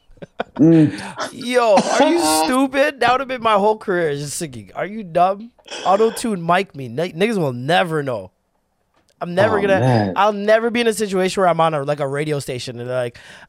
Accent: Toronto, Ontario, Canada; we're from Toronto

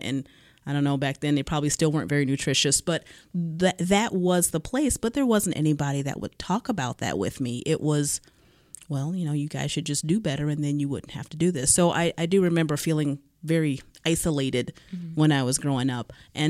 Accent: Cleveland, Ohio, United States; So growing up, I'm from Cleveland, inner city Cleveland.

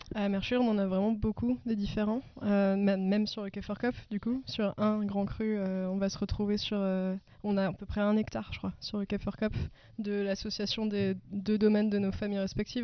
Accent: Ammerschwihr, Grand Est, France; je suis née, j'ai grandi à Amerchuir

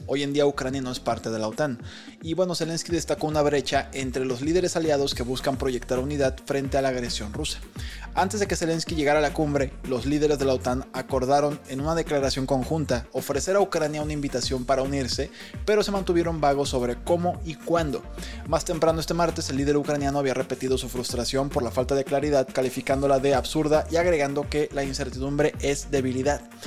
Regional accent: Mexico

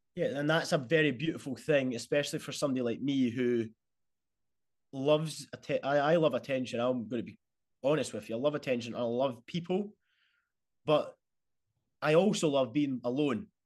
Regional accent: Bathgate, Scotland, United Kingdom; being Scottish

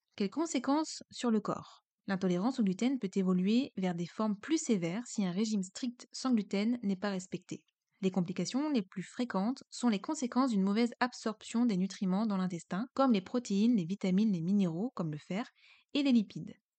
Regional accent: Brittany, France; je suis bretonne

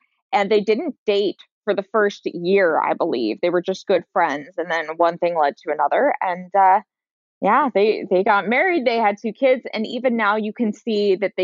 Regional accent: San Francisco, California, United States; I grew up in San Francisco proper.

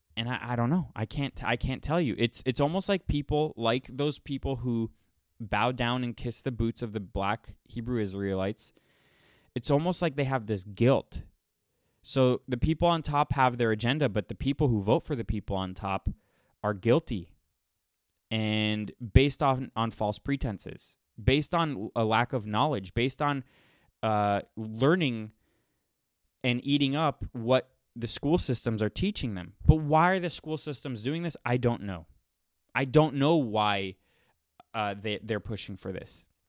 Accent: Miami, Florida, United States; now in Los Angeles, United States; I'm from Miami. I live in L A.

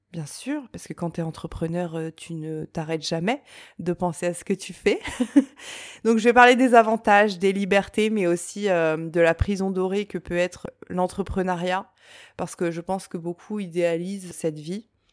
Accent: Reims, Grand Est, France; je viens de Reims

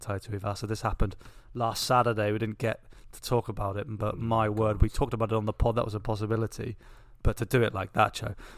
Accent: England, United Kingdom; We are English

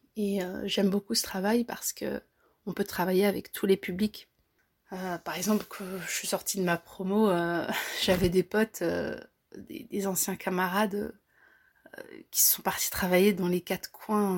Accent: Belgium; Mes parents sont d'origine marocaine, euh, mais je suis belge, moi. Moi, je suis née en Belgique

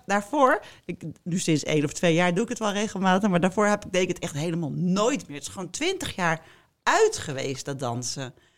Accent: Amstelveen, North Holland, Netherlands; ik kwam uit Amstelveen. Daar was alles en iedereen heel netjes

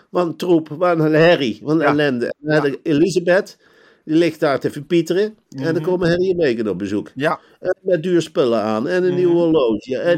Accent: North Brabant, Netherlands; En dan kijk eens rond als Brabantse.

